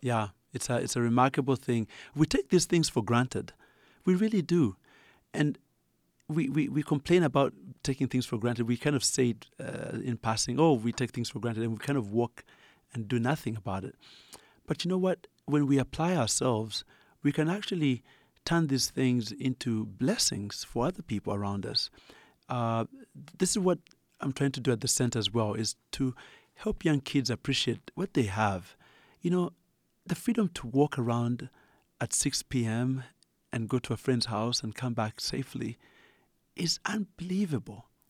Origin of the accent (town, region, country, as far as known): Uganda; accent: Ugandan; moved away